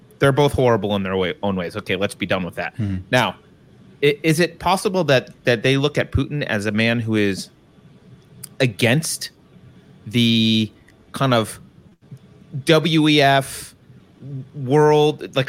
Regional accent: United States; as an American

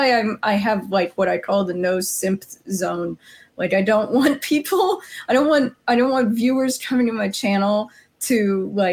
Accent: Arizona, United States; moved away; I'm from Arizona originally

